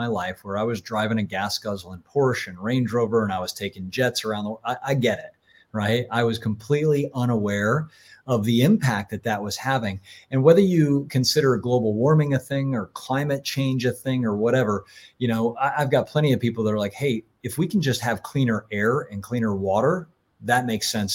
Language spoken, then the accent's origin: English; Florida, United States; When I was a kid and I grew up in Florida